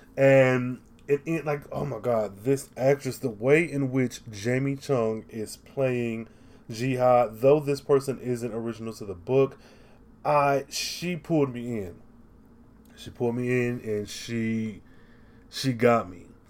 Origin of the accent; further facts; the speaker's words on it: United States; a black man growing up in America